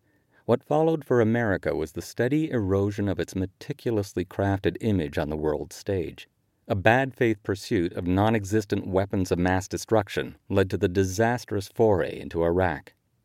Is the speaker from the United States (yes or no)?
no; Canada; And so it was as a Canadian that I watched the midterm elections in November 2018